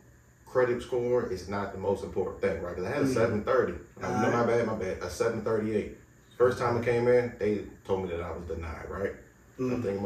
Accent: Washington, District of Columbia, United States; All right, so I'm from, D.C., that's the best way to say it.

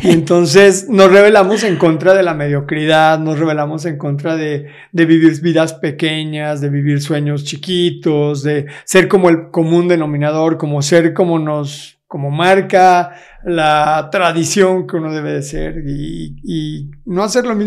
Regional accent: Querétaro, Mexico; Nací aquí en Querétaro. En Querétaro.

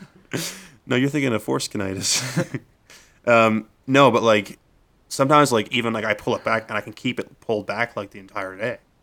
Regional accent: Nova Scotia, Canada; I'm from Nova Scotia

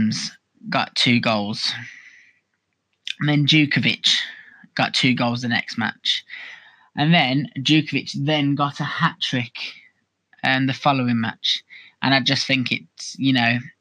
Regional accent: Birmingham, West Midlands, United Kingdom; I am from Birmingham, so naturally, I am a Birmingham City supporter

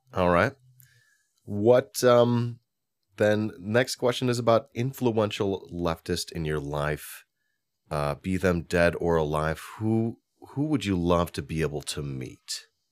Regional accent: Hoffman Estates, Illinois, United States; I'm from Hoffman Estates.

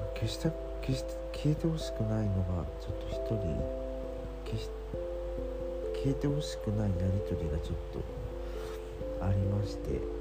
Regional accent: Kansai, Japan; moved away as an adult; 僕もともと関西出身じゃないですか

